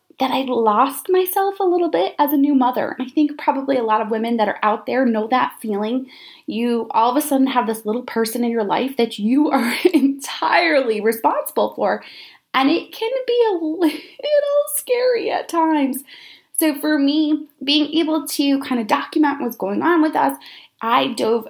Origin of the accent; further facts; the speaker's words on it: about an hour north of New York City, United States; moved away as an adult; also born or lived in Syracuse, New York; I am from New York, about an hour north of New York City